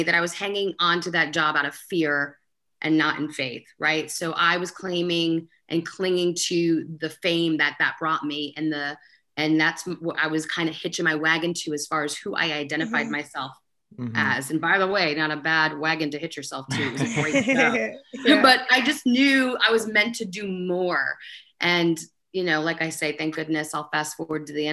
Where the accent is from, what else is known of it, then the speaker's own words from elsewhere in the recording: United States; also born or lived in Connecticut; I grew up in New York and Connecticut